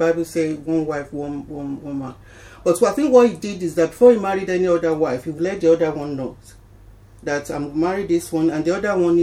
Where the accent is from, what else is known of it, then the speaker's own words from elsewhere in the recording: Ekiti, Nigeria; moved away as an adult; now in Essex, United Kingdom; I was born in Nigeria, in Ekiti State, Nigeria